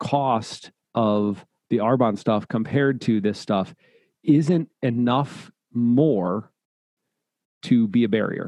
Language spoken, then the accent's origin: English; Midwest, United States; we grew up in the Midwest